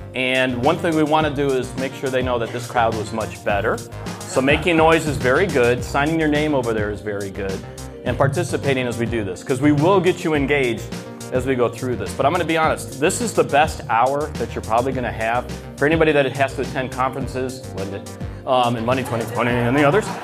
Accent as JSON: {"language": "English", "region": "the South", "country": "United States", "said": "I'm from the South"}